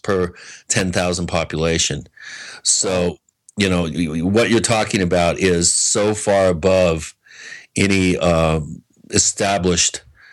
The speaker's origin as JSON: {"language": "English", "town": "Seattle", "region": "Washington", "country": "United States", "tie": "born or raised there", "said": "I grew up in Seattle."}